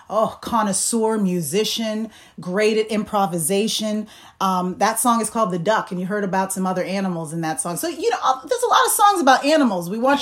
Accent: Manchester, New Hampshire, United States; I grew up in Manchester, New Hampshire

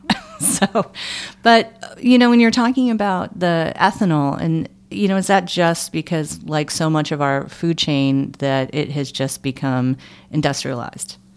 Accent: Michigan, United States; I grew up in Michigan

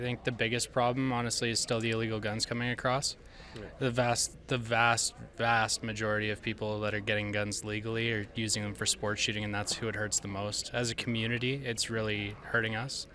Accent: Canada; We're Canadian

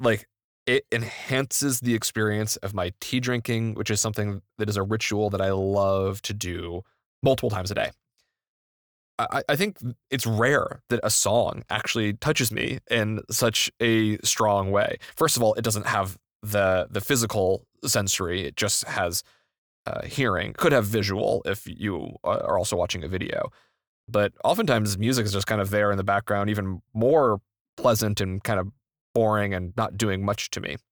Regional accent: United States; I'm an interloper from the United States. I've never lived in Europe

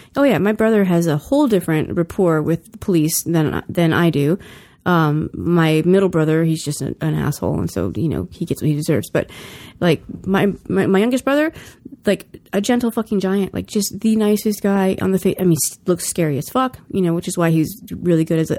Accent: California, United States; I mean, I'm from California. We don't have a place where we can open up like this

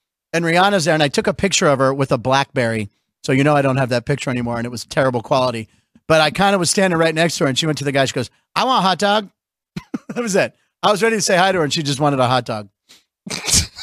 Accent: Pittsburgh, Pennsylvania, United States; moved away; I gave up saying my hometown name for Lent

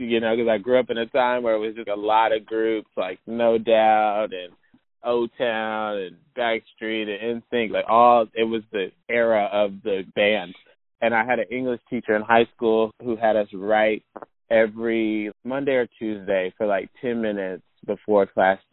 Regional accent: Chapel Hill, North Carolina, United States; I grew up here in Chapel Hill

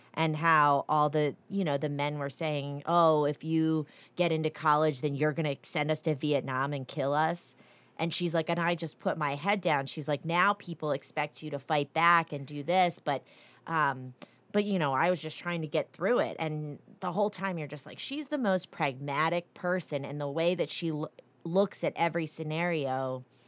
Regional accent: New Jersey, United States; now in North Carolina, United States; I'm from New Jersey.

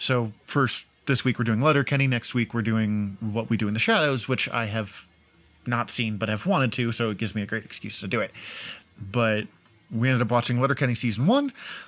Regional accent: Montana, United States; I don't come from a town as small as Letterkenny, or from what I've gathered of Letterkenny, and I come from Montana, so they would have called me a Yank.

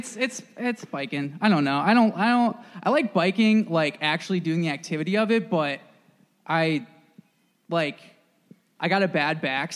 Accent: Northern Virginia, United States; I grew up in Northern Virginia

